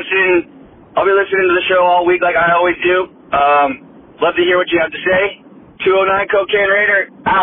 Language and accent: English; California, United States; now in Phoenix, United States; I grew up in Northern California, so most of my buddies are diehard Niners fans.